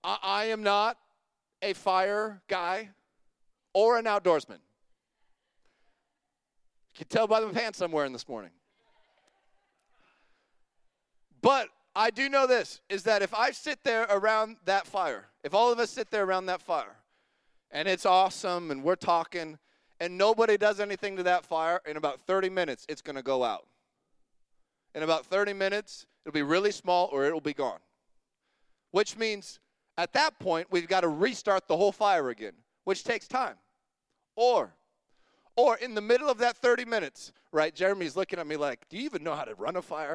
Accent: Longview, United States; I grew up in Longview

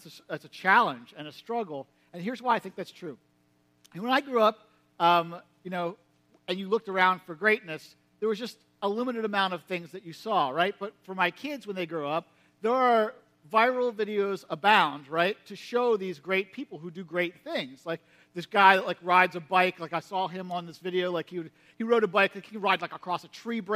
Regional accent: United States; you grew up in Perry County, like me

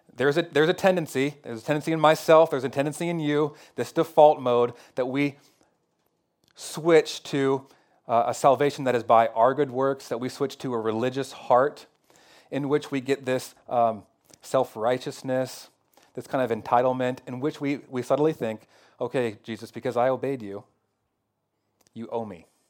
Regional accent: Northwest America, Pacific Northwest, United States; American Christians, especially maybe Northwest American Christians.

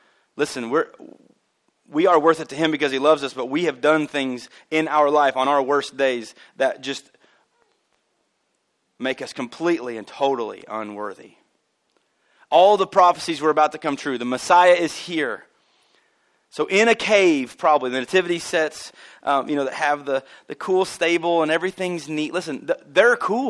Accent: Albion, United States; also born or lived in Olney; I'm from Albion, but I was born in Olney

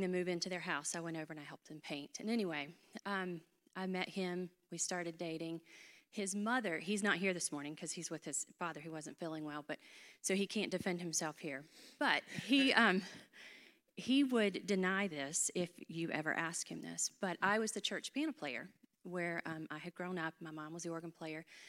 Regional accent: Hickory, North Carolina, United States; accent: North Carolina; am from North Carolina. I grew up in Hickory

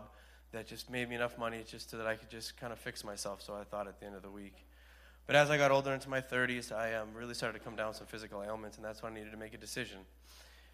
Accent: Hyannis, Massachusetts, United States; I'm from Hyannis

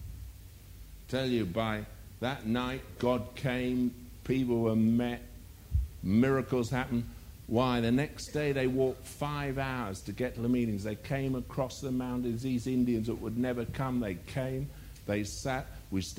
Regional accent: England, United Kingdom; I'm an Englishman

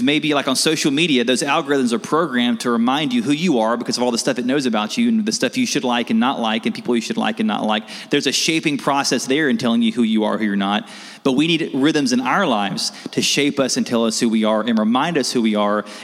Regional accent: United States; I'm an American

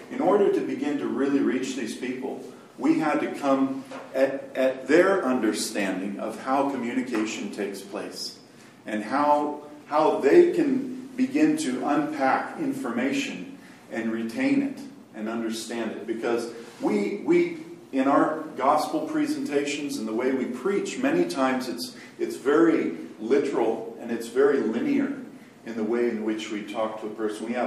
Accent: Côte d’Ivoire; But I was born in Cote d'Ivoire and raised there.

